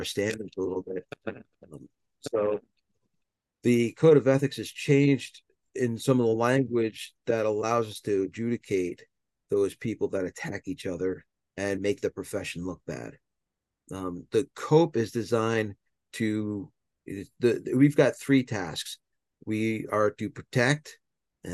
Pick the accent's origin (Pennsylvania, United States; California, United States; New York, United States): New York, United States; Southern; I'm a New Yorker by heart. I grew up in Southern New York